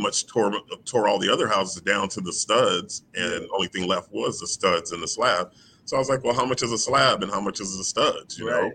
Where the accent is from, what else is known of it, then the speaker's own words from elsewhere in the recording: Houston, Texas, United States; I'm from Houston. I'm from Third Ward, Rosedale, Scott, right over there by Texas Southern University. Mm-hmm. That's where I came up